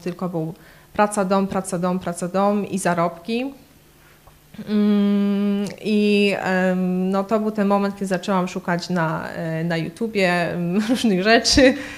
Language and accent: Polish; Poland; moved away as an adult; also born or lived in Kraków / Łódź / Warsaw; now in London, United Kingdom; Pochodzę z małej miejscowości między Krakowem a Katowicami